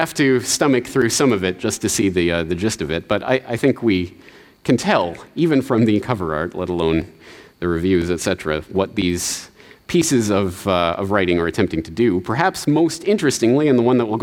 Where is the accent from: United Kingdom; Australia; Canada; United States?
Canada; moved away; I was in Canada, in my hometown